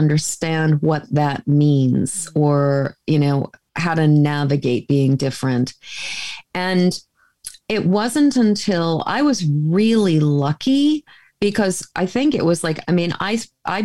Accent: a suburb of Boston, Massachusetts, United States; I grew up in Massachusetts in a lily white suburb of Boston

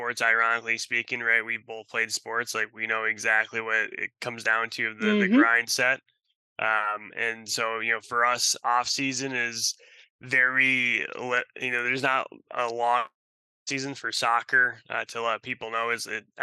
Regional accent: Russia; also born or lived in Wisconsin, United States; now in Seattle, United States; I'm from Russia. I was born in Russia. And so coming to the United States

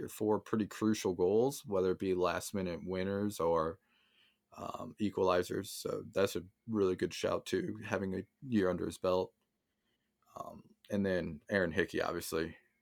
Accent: United States; being American

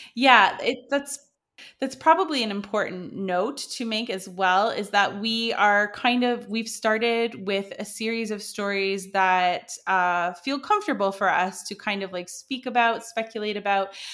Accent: Canada; moved away as an adult; now in France; I am a Canadian plus size model who moved to France in two, when did I move here? two thousand sixteen

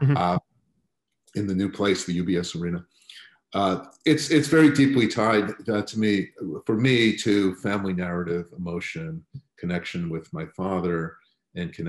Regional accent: Long Island, New York, United States; grew up on Long Island

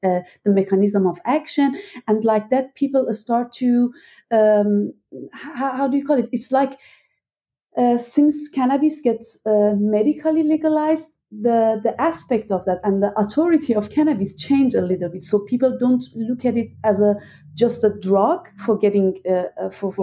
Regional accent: Iran; now in Berlin, Germany; I was born and raised in Iran

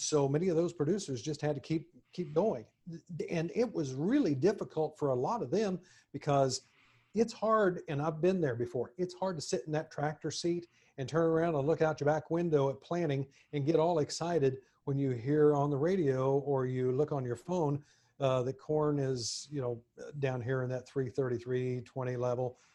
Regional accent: Montezuma, Kansas, United States; now in Nashville, United States; my hometown of Montezuma, Kansas

